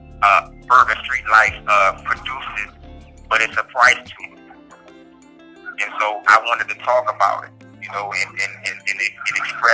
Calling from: Allenwood, Pennsylvania, United States; I'm calling from Allenwood, United States Penitentiary, located in Whitefield, Pennsylvania.

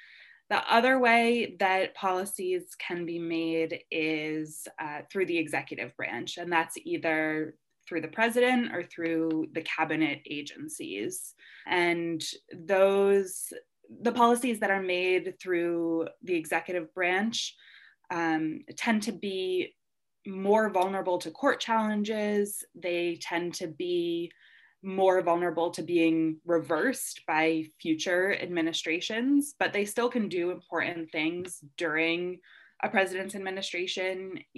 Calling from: Maryland, United States; I'm calling in from just outside Washington, D.C. in Maryland.

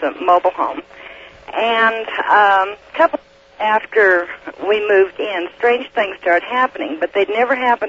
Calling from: Red Desert, Wyoming, United States; Red Desert, Wyoming, but my residence is in Oregon.

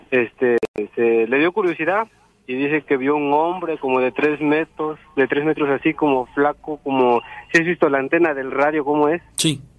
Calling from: Orizaba, Veracruz, Mexico; De acá de Orizaba.

